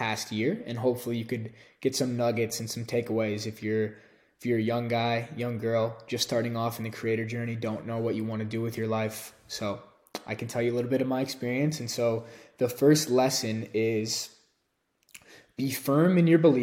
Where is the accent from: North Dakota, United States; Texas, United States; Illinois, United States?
Illinois, United States; Chicago; moved away as an adult; also born or lived in San Francisco / Argentina; now in Austin, United States; I left Illinois in the Chicago area for the first time in my entire life to go live on my own